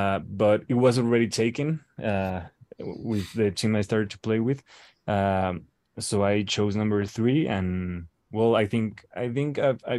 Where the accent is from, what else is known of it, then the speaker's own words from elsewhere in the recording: Mexico; from Mexico.